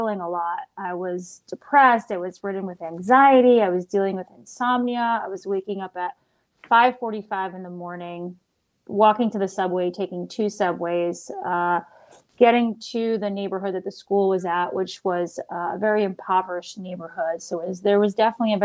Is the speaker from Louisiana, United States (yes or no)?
no; New York City, New York, United States; moved away as an adult; now in Austin, United States; I'm from New York City originally, and I moved to Austin a little bit over 6 years ago